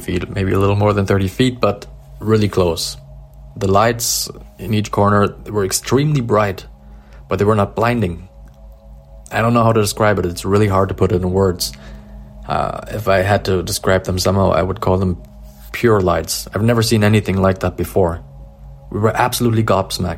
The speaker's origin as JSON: {"language": "English", "town": "Dresden", "region": "Saxony", "country": "Germany", "also_born_or_lived": "southwest Germany", "said": "I'm from Dresden in Germany"}